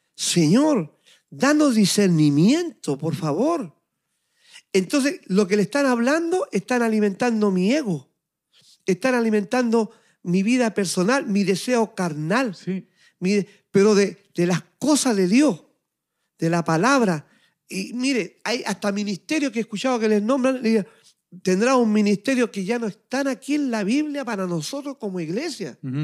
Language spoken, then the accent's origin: Spanish; Chile; now in Montreal, Canada; de Chile, de mi tierra, de mi país, estando yo aquí en Montreal, Canadá